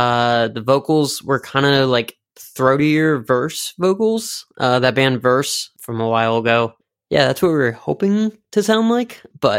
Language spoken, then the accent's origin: English; Richmond, Virginia, United States; I mean, originally, yes, we're from Richmond, but as the lineup, current lineup is, we're actually based out of California, Richmond, Virginia, and Rhode Island, Providence.